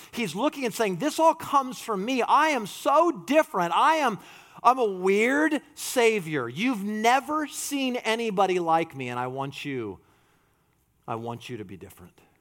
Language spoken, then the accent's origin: English; United States; we're American.